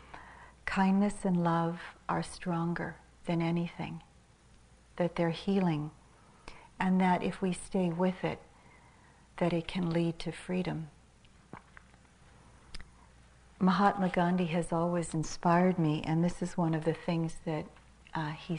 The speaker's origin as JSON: {"language": "English", "town": "Manila", "region": "Metro Manila", "country": "Philippines", "tie": "born or raised there", "moved": "yes", "said": "I was born in Manila in the Philippines and I'd spent quite a bit of my life there, about maybe 10 years of my life there"}